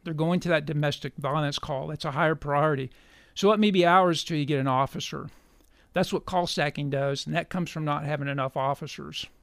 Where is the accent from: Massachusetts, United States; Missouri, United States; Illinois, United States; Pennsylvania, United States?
Missouri, United States; Cassville; also born or lived in McDonald County, Missouri / Springfield, Missouri; I am a native of Missouri, uh, raised on a farm in Southwest Missouri, McDonald County. We later moved to Berry County, graduate of Cassville High School